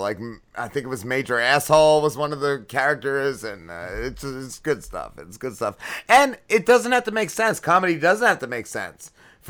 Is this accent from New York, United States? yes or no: no; New Jersey, United States; I'm from South Jersey, but I wear Carhartts and I got a monster truck.